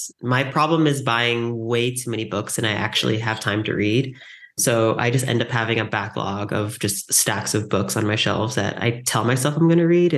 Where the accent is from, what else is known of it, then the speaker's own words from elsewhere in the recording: San Diego, California, United States; I grew up in San Diego